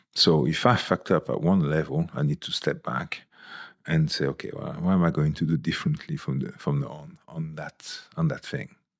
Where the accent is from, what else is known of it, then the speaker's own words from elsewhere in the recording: Toulon, Provence-Alpes-Côte d'Azur, France; now in United Kingdom; When I was sixteen, in my hometown, there was, in Toulon